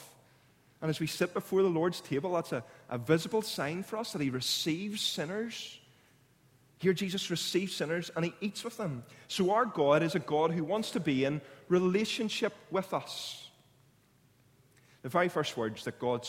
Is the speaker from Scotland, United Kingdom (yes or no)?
no; Clounagh Junior High, Northern Ireland, United Kingdom; I grew up in Clowna Junior High